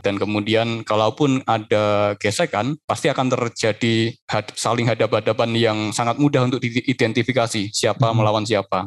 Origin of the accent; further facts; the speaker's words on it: Yogyakarta, Special Region of Yogyakarta, Indonesia; lahir di Jogja, terus sekolah dari awal sampai kuliah juga di Jogja terus.